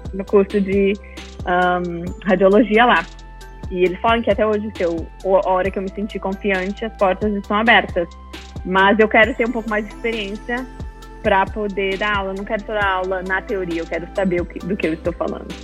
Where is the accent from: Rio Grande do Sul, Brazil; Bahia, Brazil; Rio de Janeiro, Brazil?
Rio Grande do Sul, Brazil; Caxias do Sul; moved away as an adult; also born or lived in Frisco, Texas; now in Melissa, United States; eu sou de Caxias do Sul, uh, nasci e cresci no Rio Grande do Sul, no Brasil, e estou morando no Texas há 5, 6 anos